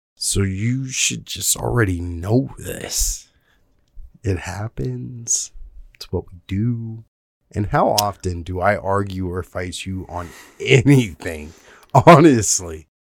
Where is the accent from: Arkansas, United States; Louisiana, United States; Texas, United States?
Texas, United States; South; I grew up in South Texas